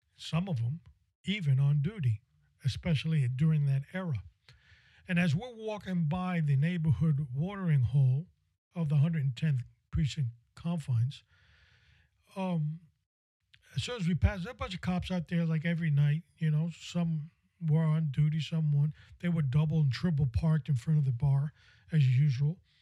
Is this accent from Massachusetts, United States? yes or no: no; New York City, New York, United States; I must have been 12 or 13 years old, growing up in New York City